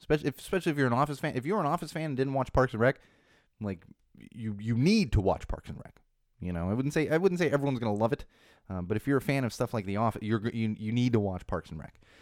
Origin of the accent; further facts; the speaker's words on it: Southern California, United States; I grew up in Southern California.